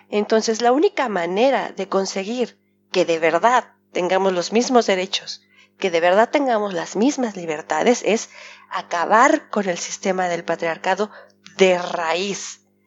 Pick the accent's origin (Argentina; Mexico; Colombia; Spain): Mexico; now in Geneva, Switzerland; Los mexicanos somos muy agachones